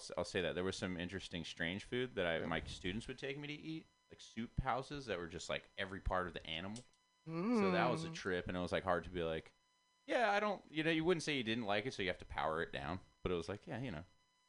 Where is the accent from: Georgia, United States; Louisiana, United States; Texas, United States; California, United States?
California, United States; Goleta; I grew up in Goleta, Santa Barbara, right near Montecito, where Oprah lives. So, I'm on like a working class family